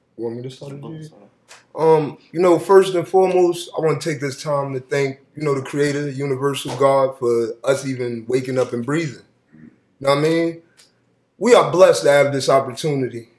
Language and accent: English; Springfield, Massachusetts, United States; also born or lived in Jersey City, New Jersey / Pennsylvania; I grew up in Springfield, Massachusetts. I'm born in Jersey City